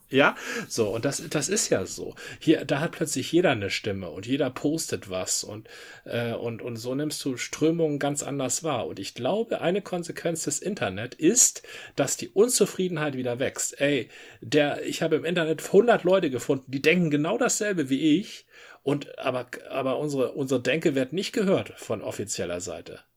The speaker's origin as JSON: {"language": "German", "area": "Dithmarschen", "region": "Schleswig-Holstein", "country": "Germany", "said": "Dithmarschen gemacht, wo ich herkomme"}